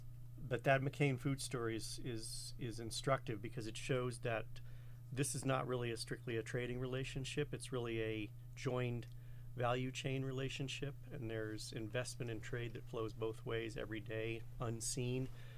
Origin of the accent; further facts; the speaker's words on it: United States; I'm an American working for the government of Canada and have been for 18 years, actually.